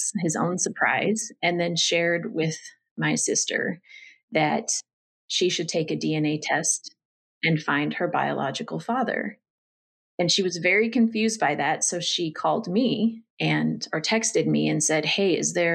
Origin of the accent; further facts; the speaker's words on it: Northern California, United States; I grew up in Northern California with a mom, a dad, and two sisters